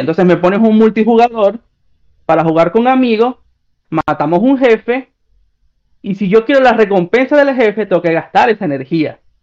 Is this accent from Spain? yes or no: no; Venezuela; moved away as an adult; also born or lived in Peru; now in Chile; yo me fui de Venezuela a Perú